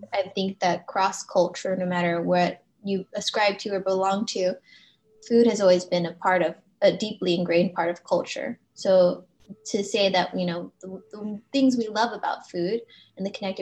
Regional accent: Los Angeles, California, United States; having an Asian American heritage and growing up in Los Angeles

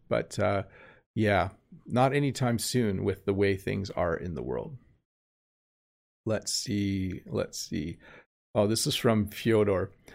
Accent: Canada; accent: Canadian; my normal Canadian accent

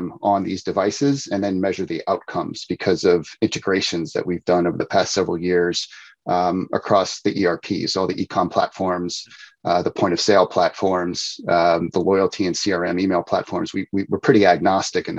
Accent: outside Philadelphia, Pennsylvania, United States; moved away; also born or lived in New Jersey; I grew up outside Philadelphia.

